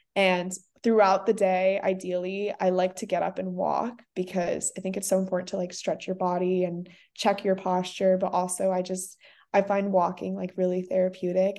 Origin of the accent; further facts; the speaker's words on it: Singapore; also born or lived in South Africa; now in Santa Barbara, United States; personally growing up in Singapore